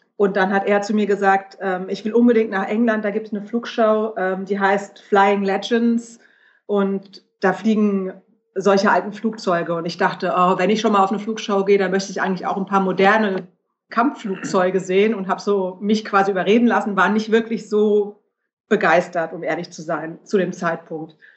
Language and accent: German; Germany; ich als Deutsche